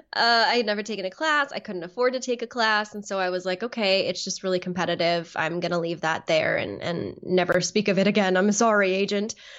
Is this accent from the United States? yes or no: yes; Southern California, United States; moved away as an adult; also born or lived in New York City; I grew up in Southern California